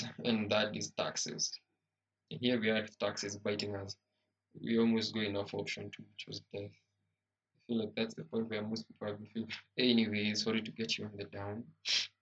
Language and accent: English; Kenya; as a Kenyan